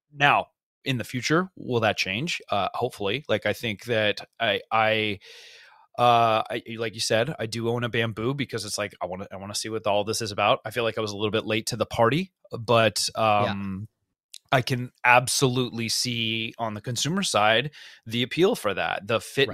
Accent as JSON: {"language": "English", "town": "Cupertino", "region": "California", "country": "United States", "tie": "born or raised there", "said": "I grew up in Cupertino"}